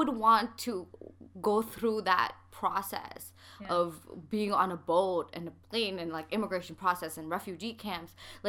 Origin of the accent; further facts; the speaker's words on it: Canada; people will just be like, where are you from? I'll be like, oh, Canada. And then I'm like, where? I'm like, okay, Pakistan.